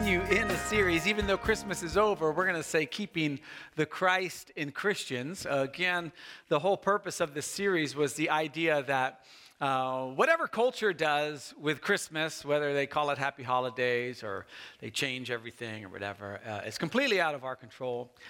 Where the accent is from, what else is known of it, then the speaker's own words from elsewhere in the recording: United States; I love being an American